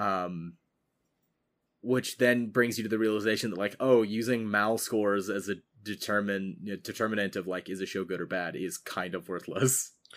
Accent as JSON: {"language": "English", "country": "United States", "tie": "born or raised there", "said": "I am an American who grew up in the American school system"}